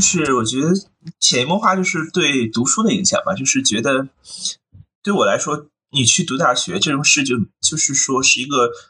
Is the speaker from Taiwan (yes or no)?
no; near Renmin University of China, Beijing, China; also born or lived in Hong Kong; 我其实出生在一个比较简单的一个环境里，就是我出生在就是现在的就是，啊，中国人民大学这附近。然后当然那时候，其实我小时候，人民大学附近，那时候还没有现在这么繁华。那时候其实周围都是农田